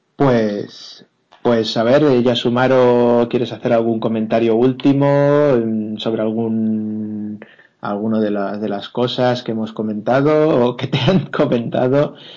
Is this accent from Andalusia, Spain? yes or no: no; Alicante area, Valencian Community, Spain; now in Madrid, Spain; en, mi pueblo o en la zona de, Alicante, pero Alicante, Benidorm, etcétera